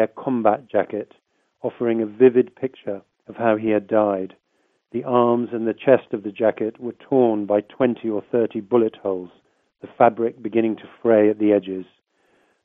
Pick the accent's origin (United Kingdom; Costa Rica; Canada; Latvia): United Kingdom; I'm a British journalist.